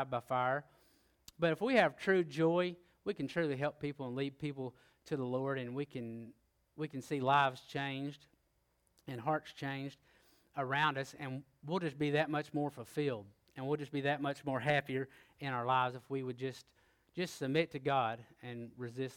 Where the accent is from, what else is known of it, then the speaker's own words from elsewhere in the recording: Oklahoma, United States; I am from Oklahoma, it's a little further north.